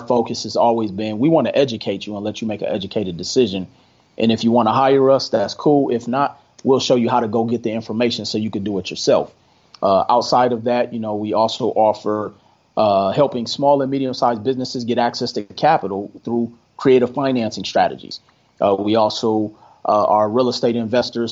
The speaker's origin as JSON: {"language": "English", "town": "Milwaukee", "region": "Wisconsin", "country": "United States", "tie": "born or raised there", "moved": "as an adult", "lives_now": "Las Vegas, United States", "said": "I'm originally from Milwaukee, Wisconsin. Been in Las Vegas since 2005."}